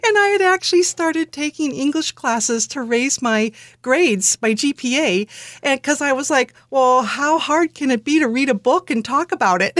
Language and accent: English; Alameda, California, United States; moved away as an adult; I grew up in Alameda, California, which someone once described as a little island